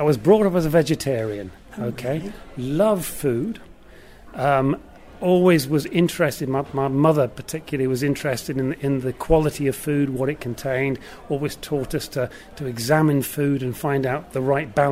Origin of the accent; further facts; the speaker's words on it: North Shields, North East England, United Kingdom; moved away as an adult; also born or lived in London / Devon; I come from North Shields. So I was born and brought up in North Shields